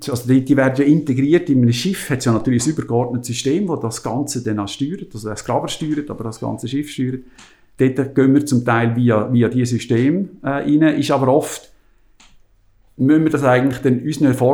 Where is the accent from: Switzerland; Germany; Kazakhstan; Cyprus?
Switzerland; man kommt als Schweizer ja mit sehr organisiert, also wenn ich zur Schweiz aus